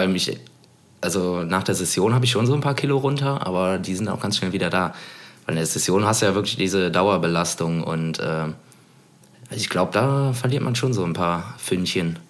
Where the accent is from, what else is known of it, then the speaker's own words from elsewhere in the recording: Cologne, North Rhine-Westphalia, Germany; wo ich äh, natürlich groß geworden bin in Poll